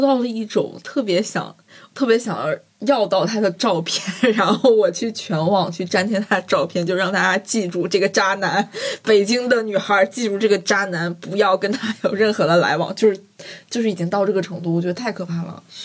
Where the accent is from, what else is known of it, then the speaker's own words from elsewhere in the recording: Guizhou, China; 虽然我是贵州人